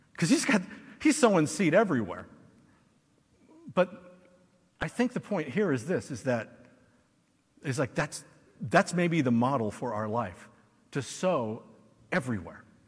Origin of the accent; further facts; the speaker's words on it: United States; as an American